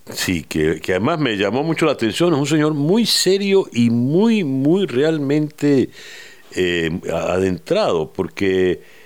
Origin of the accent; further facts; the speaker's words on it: Venezuela; lo que hemos vivido como venezolanos